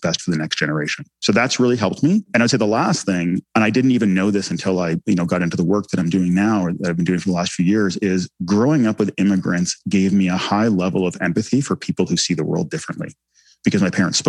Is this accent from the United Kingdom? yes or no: no; Canada; first language English; English was my first language. You know, I was embedded in Canadian society